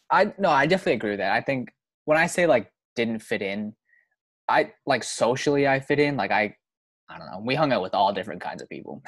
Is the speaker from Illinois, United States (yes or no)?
no; Boston area, Massachusetts, United States; I'm from Massachusetts. I'm from near Boston, you know, Boston area. Not not I'm not from the city, but I'm not, you know, suburb area sort of.